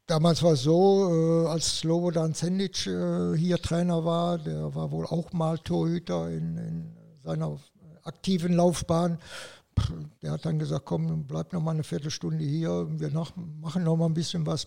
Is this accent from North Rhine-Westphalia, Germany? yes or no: yes; Radevormwald, North Rhine-Westphalia, Germany; also born or lived in Wuppertal; now in Saarbrücken, Germany; Ich bin in Radevormwald aufgewachsen, ungefähr 50 Kilometer vom Wuppertal entfernt